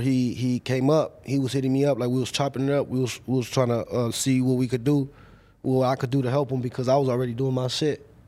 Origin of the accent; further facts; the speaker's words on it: Paramount, California, United States; I'm from Paramount.